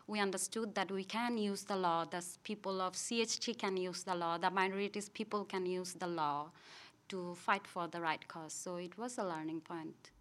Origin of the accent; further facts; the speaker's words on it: Rangamati, Chittagong Division, Bangladesh; also born or lived in Dhaka, Bangladesh; I'm from Bangladesh